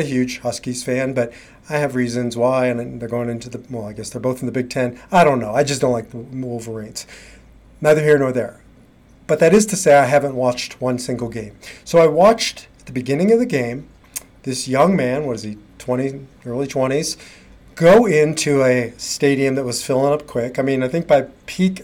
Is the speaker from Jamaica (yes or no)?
no; Nebraska, United States; moved away; I grew up in Nebraska